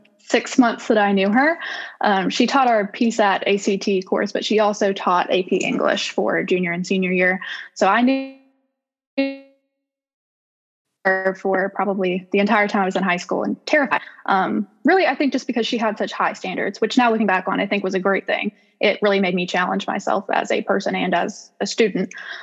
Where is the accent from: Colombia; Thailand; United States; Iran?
United States; Southaven, Mississippi; I am from South Haven, Mississippi, so not too far away. I graduated from South Haven High School in 2018